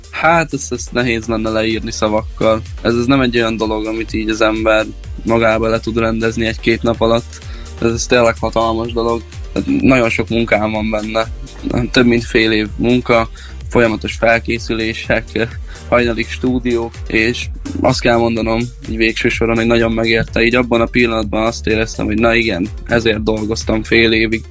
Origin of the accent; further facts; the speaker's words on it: Kevermes, Békés, Hungary; moved away as an adult; now in Szeged, Hungary; körülbelül egy három éve költöztem ide, illetve itt eh, születtem.